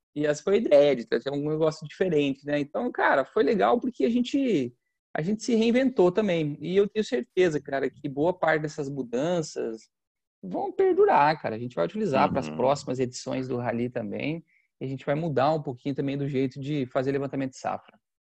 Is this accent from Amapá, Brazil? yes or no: no; Campos Novos, Santa Catarina, Brazil; eu sou do interior de Santa Catarina, cidade chamada Campos Novos. Eu gosto de falar das minhas raízes